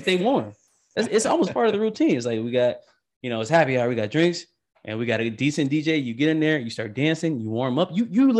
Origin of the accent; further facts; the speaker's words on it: Michigan, United States; moved away; I'm from Michigan